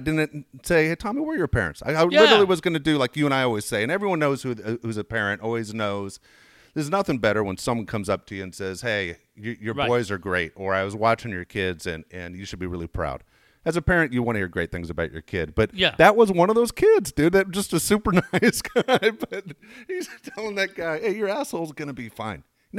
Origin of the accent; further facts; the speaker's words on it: San Diego, California, United States; also born or lived in Los Angeles; I was born in LA, but I'm a San Diego guy.